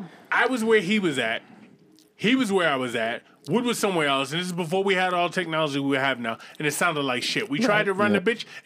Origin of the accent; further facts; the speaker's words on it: Boston, Massachusetts, United States; my hometown of Boston, Massachusetts?